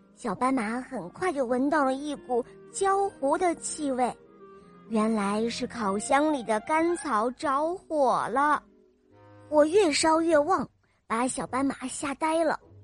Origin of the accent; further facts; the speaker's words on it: Canada; 今年快五岁了，我来自加拿大